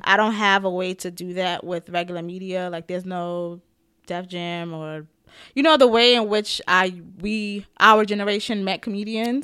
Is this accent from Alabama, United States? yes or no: no; New York, United States; as a New Yorker